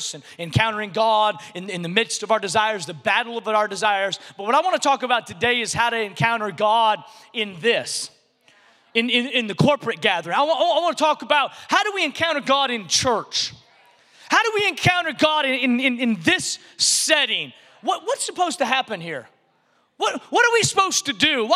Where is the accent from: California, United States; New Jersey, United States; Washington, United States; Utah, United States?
Washington, United States; a little city in Washington State, United States; moved away; I grew up in this little city in Washington State. And so when people ask me where I'm from, I just say Seattle because that's the closest big city that people recognize.